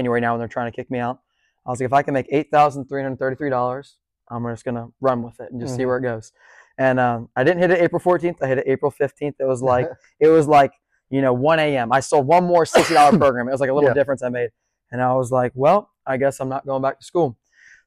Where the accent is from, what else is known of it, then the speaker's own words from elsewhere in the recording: Bethany Beach, Delaware, United States; now in Charleston, United States; I grew up in Bethany Beach, Delaware.